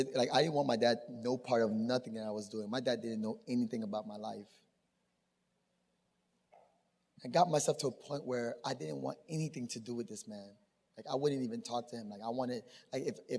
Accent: Miami, Florida, United States; born or raised there; also born or lived in Tampa

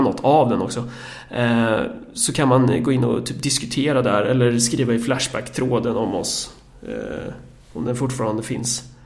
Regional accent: Närke, Örebro County, Sweden; som närking

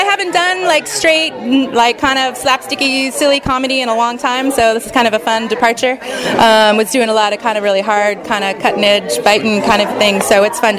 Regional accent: Orange County, California, United States; moved away as an adult; also born or lived in San Francisco / New York / Portland / Alaska; I am originally from Orange County.

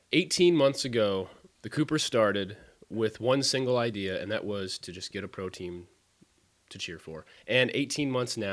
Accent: United States; I'm American.

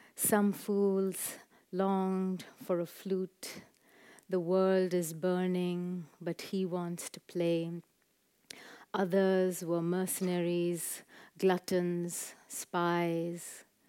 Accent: Chennai, Tamil Nadu, India; growing up in Madras in South India

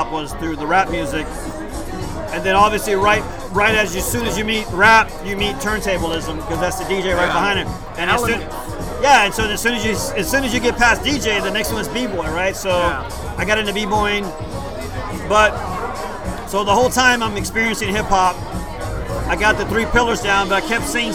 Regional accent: Houston, Texas, United States; first language Spanish; English is a second language; I was born here in the East End, downtown, east of downtown Houston.

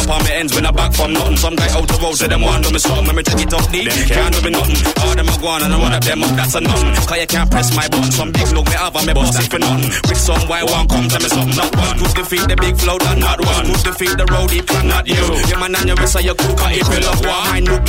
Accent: Bow, London, United Kingdom; Yeah, I'm from Bo E3.

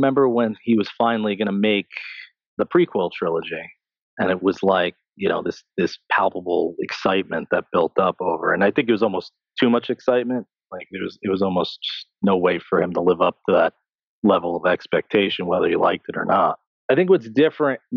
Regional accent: New Jersey, United States; I am in New Jersey, born and raised

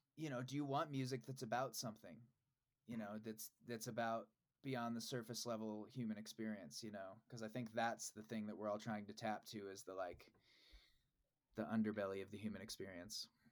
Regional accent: Des Moines, Iowa, United States; I grew up in Des Moines, Iowa.

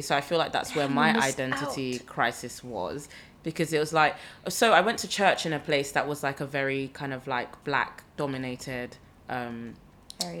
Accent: London, United Kingdom; I grew up in London

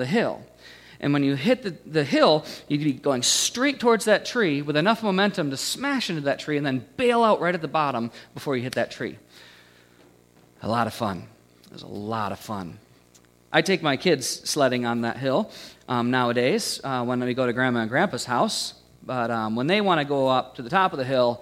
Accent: United States; The house that I grew up in, you know, about 20 miles down the road from here, I grew up on Stony Creek

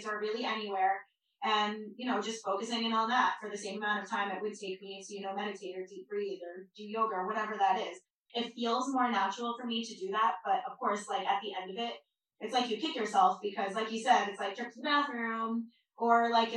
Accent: Long Island, New York, United States; I grew up on Long Island in a very loud Jewish family.

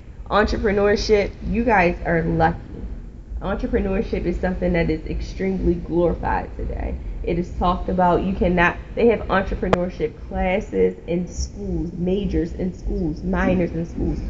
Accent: Baltimore, Maryland, United States; When I grew up in West Baltimore

